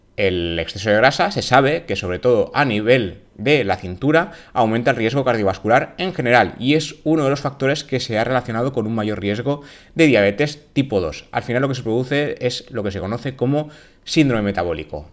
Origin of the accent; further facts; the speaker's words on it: Valencian Community, Spain; mi tierra, en la comunidad valenciana, lo que sabemos decir es cuan más sucre, más dulce